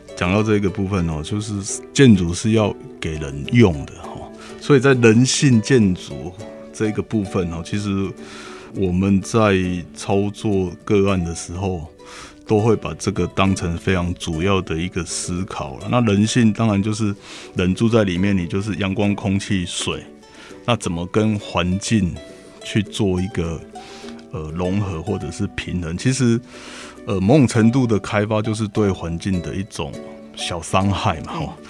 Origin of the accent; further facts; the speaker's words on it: Pingtung County, Taiwan; 我从小在屏东长大